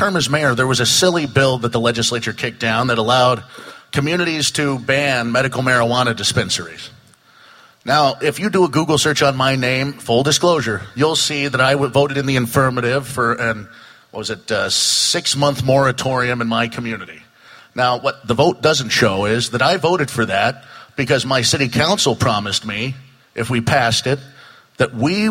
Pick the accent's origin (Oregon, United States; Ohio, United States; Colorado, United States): Oregon, United States; Coquille; the mayor of my hometown of Coquille for the last 3.5 years.